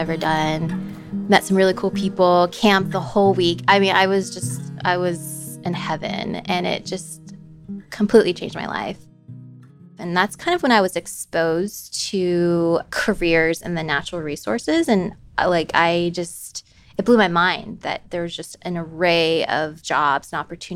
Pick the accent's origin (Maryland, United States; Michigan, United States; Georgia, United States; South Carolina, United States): Georgia, United States; Roswell; moved away as an adult; now in Fairbanks, United States; I grew up in Roswell, Georgia